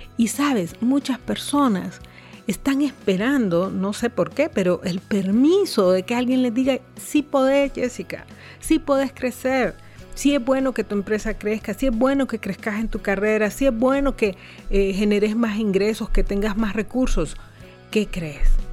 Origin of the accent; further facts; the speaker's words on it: Honduras